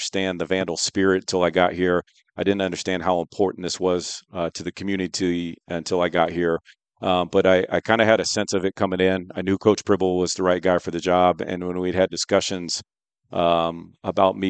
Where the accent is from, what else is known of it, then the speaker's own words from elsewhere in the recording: Sacramento, California, United States; moved away as an adult; also born or lived in Bay Area, California / Davis, California; now in Moscow, Idaho, United States; Entire life in Northern California. Born and raised in Sacramento